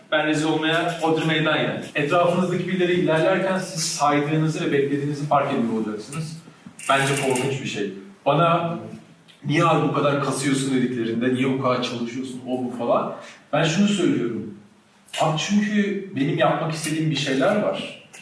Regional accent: Ankara, Turkey; Çay yolunda büyüdüm.

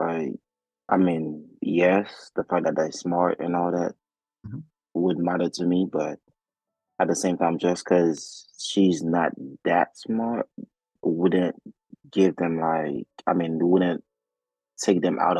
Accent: Haiti; moved away; So growing up in Haiti, right?

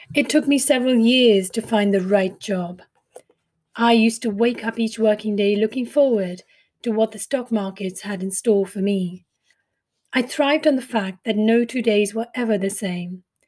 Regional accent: India; accent: Indian; moved away as an adult; also born or lived in Mumbai; now in United Kingdom; I grew up in India and came from a family of servicemen

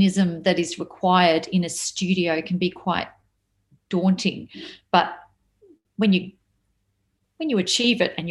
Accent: Melbourne, Victoria, Australia; I'm a Melbourne girl, the Maya Music Bowl holds memories for me. I went there when I was a kid to see people

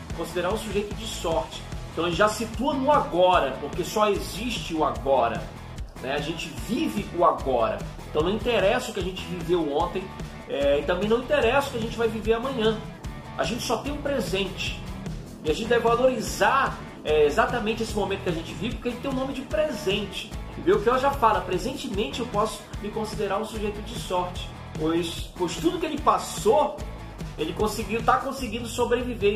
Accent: Pará, Brazil; now in Rio de Janeiro, Brazil; eu sou paraense e me mudei para o Rio de Janeiro em 1997

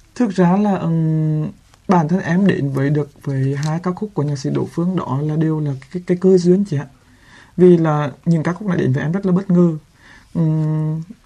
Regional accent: Quang Binh, Vietnam; quảng bình quê

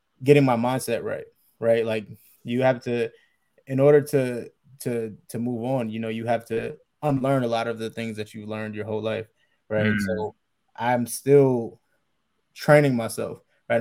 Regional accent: Reading, Pennsylvania, United States; I grew up in Reading, Pennsylvania. It's like an hour away from Philly

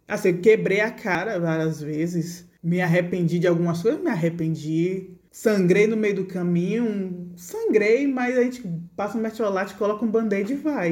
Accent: Feira de Santana, Bahia, Brazil; moved away as an adult; now in Santo Antônio de Jesus, Brazil; eu sou de Feira de Santana, estudei Feira de Santana, me formei Feira de Santana

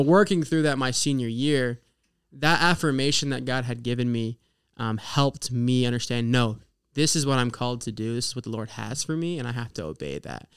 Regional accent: Oklahoma, United States; moved away as an adult; now in Indiana, United States; my hometown in Oklahoma

